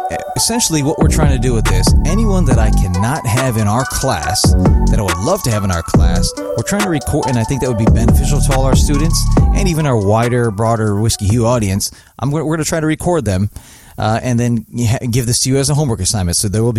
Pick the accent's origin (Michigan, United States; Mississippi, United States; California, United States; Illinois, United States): Illinois, United States; Chicago; now in New York, United States; I'm from the Chicago area, but then I've been in the New York East Coast for 20 years now, 20 years last month.